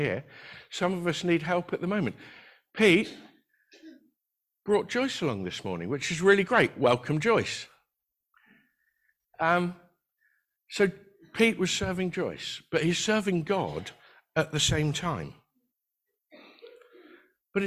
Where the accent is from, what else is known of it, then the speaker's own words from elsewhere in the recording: United Kingdom; We're very British